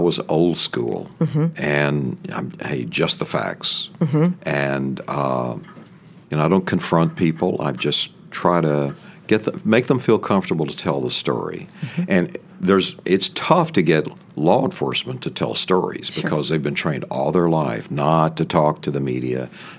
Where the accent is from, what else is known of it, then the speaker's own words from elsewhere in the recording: Paris, Texas, United States; and so Bill was from Marshall, Texas, and I'm from Paris, Texas. Same, you know, makeup of everything. And then, you know, as I started doing television, it started going away, and living up east, it went away.